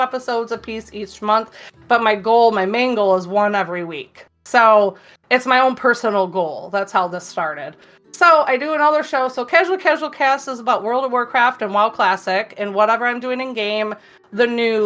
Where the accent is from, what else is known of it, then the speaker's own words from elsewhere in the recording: Michigan, United States; I'm from Michigan